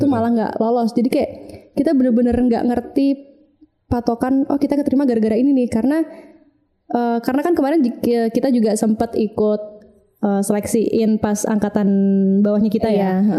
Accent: Kediri, East Java, Indonesia; Kalau aku kan dari Kediri.

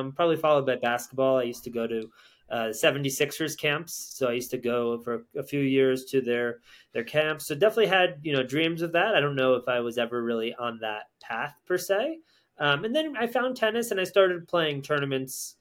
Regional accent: Connecticut, United States; I grew up in Connecticut.

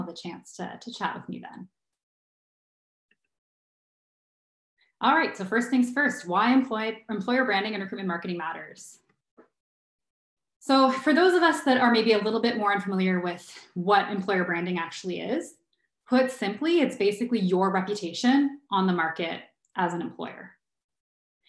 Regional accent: Ottawa, Ontario, Canada; moved away as an adult; now in Kitchener-Waterloo, Canada; I also was born and raised in Ottawa, and I grew up in Ottawa until I was early 20s

